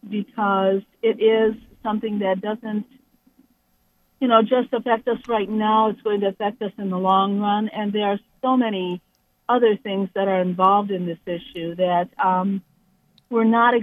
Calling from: Cleveland, Ohio, United States; Today, I'm calling from Cleveland, Ohio.

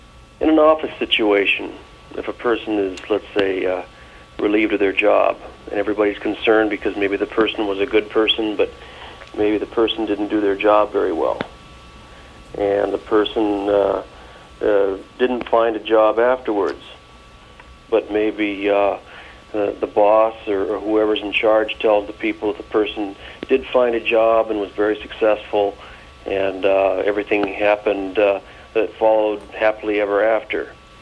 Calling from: Virginia, United States

